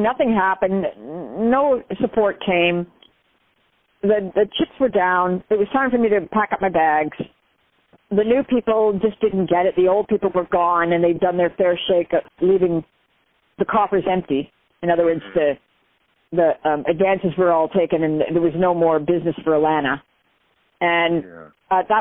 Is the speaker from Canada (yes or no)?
yes; Canada; I'm Canadian